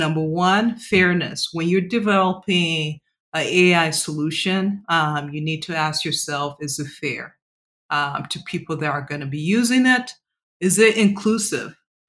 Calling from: New York, United States; John, I am calling from Midtown Manhattan. So just in case you hear sirens in the background, just know that I'm in New York.

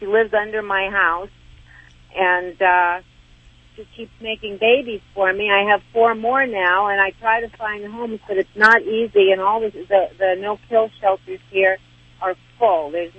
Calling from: Arizona, United States; The Northern Arizona Mountains.

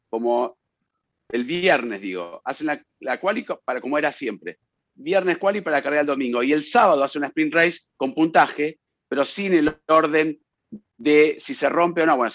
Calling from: Caracas, Capital District, Venezuela; de Caracas, Venezuela.

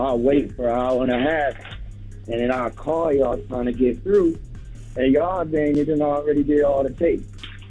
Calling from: Minneapolis, Minnesota, United States; I'm from Minneapolis, and I've been listening to iHeartRadio.

